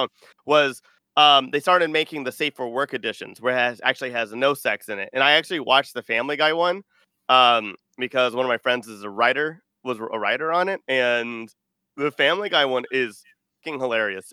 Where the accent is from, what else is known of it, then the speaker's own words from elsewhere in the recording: Austin, Texas, United States; I am from Texas. I'm from Austin.